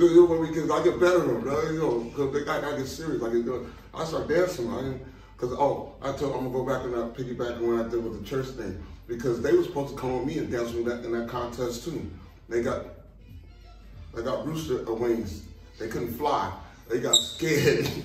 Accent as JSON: {"language": "English", "town": "Pasadena", "region": "California", "country": "United States", "tie": "born there", "said": "Actually, that's where I was born in Pasadena."}